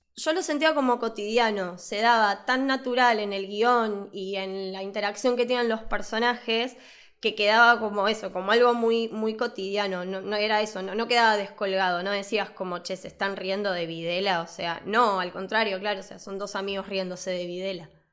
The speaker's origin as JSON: {"language": "Spanish", "region": "Buenos Aires", "country": "Argentina", "said": "al de Devoto, que es, aparte del cine del barrio que fui toda mi vida"}